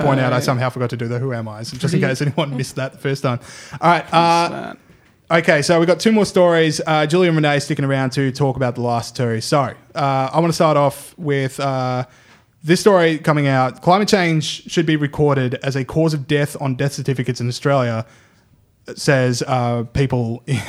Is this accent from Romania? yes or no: no; Edinburgh, Scotland, United Kingdom; born there; Okay, I was born in Edinburgh, Scotland, and I am knighted for 4 points.